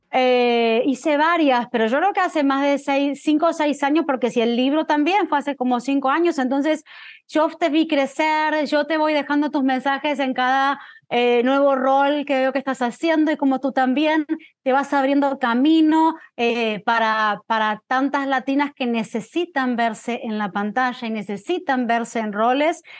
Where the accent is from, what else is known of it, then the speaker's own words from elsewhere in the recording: La Plata, Buenos Aires Province, Argentina; moved away as an adult; now in United States; soy de una ciudad que se llama La Plata, Crecí en La Plata hasta los 17 años, ahí me mudé a Buenos Aires